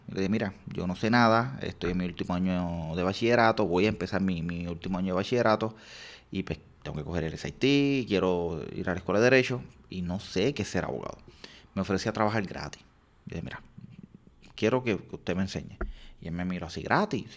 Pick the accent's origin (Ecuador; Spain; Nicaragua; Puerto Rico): Puerto Rico; Aguas Buenas; yo soy de Agua Buena